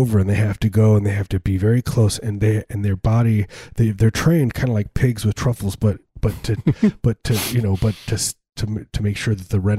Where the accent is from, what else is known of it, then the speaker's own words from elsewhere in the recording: suburbs of Chicago, Illinois, United States; I grew up, you know, in the suburbs of Chicago, deep suburbs, pretty small place.